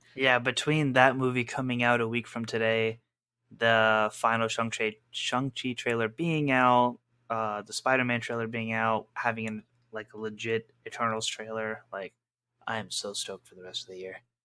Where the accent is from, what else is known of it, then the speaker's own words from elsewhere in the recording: Pakistan; as a Pakistani